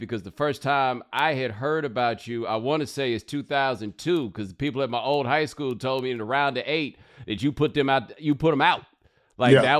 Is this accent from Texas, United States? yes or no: yes; Houston, Texas, United States; I grew up in Houston